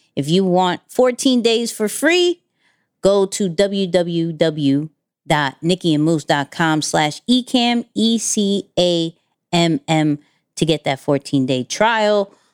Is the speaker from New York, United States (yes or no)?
yes; New York, United States; I'm a New Yorker